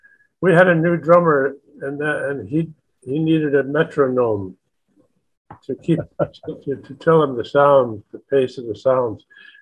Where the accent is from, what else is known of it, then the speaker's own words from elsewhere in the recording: Los Angeles, California, United States; moved away as an adult; also born or lived in New York; I told him I was from Hollywood, California